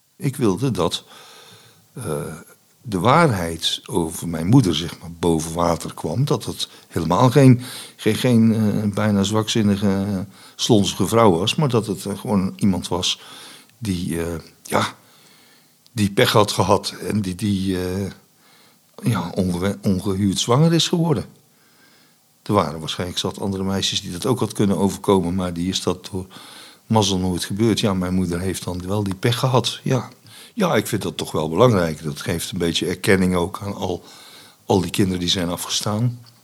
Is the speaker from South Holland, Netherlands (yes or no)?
no; Vught, North Brabant, Netherlands; also born or lived in Enschede; in Enschede. En eh, bij mijn adoptie verhuisd naar Brabant